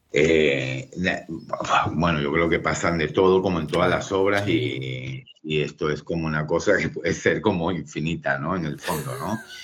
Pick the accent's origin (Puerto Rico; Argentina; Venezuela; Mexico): Venezuela; moved away as an adult; also born or lived in Spain / Galicia / Cantabria / Chile; yo nací en Venezuela, soy hijo de migrantes, estudié allí la carrera de Ingeniería Civil